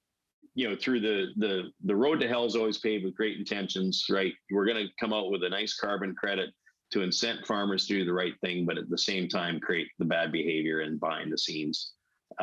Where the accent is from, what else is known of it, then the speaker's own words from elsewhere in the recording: Weldon, Saskatchewan, Canada; moved away as an adult; I grew up in Weldon, Saskatchewan, near Prince Albert, Saskatchewan